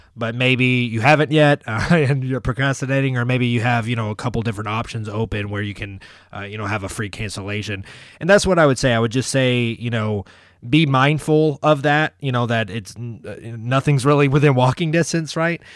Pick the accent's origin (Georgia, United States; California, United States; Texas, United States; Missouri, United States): Georgia, United States; Atlanta; now in Orlando, United States; I grew up in Atlanta